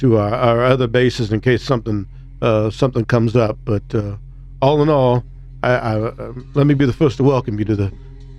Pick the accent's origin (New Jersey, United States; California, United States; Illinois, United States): Illinois, United States; I'm from Illinois, motherfucker.